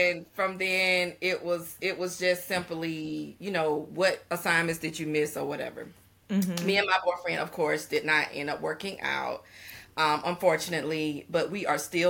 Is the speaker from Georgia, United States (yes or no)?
yes; Albany, Georgia, United States; moved away as an adult; now in Savannah, United States